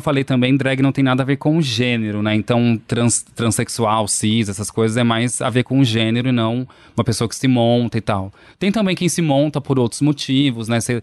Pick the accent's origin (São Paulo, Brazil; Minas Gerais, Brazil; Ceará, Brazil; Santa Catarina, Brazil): Minas Gerais, Brazil; Poços de Caldas; Eu sou de Poços de Caldas, interior de Minas Gerais